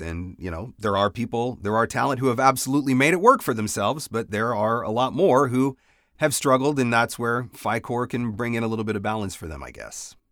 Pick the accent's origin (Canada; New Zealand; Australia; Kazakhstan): Canada; I'm Canadian